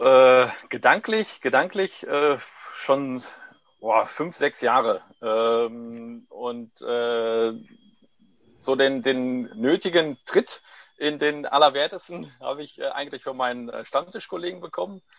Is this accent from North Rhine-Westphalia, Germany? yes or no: yes; Heiden, North Rhine-Westphalia, Germany; German is a second language; also born or lived in Corato, Apulia, Italy; geborener Italiener, äh, mit neun Jahren nach äh, Deutschland gekommen, direkt nach Heiden